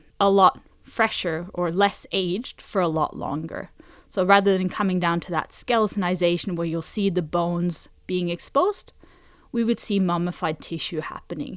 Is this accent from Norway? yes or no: yes; Norway; now in Sydney, Australia; I'm originally from Norway